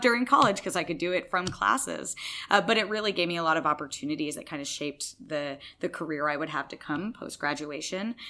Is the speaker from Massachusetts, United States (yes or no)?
yes; Massachusetts, United States; I'm from Massachusetts. I grew up there.